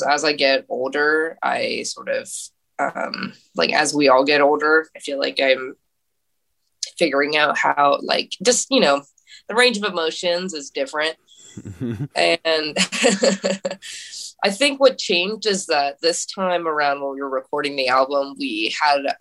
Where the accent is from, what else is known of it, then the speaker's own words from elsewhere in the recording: Sacramento, California, United States; moved away as an adult; now in San Francisco, United States; we're from Sacramento